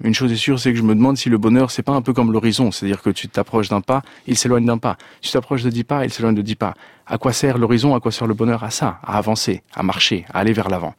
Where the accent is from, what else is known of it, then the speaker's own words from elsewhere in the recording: France; also born or lived in Venezuela; je suis né en France d'un père chilien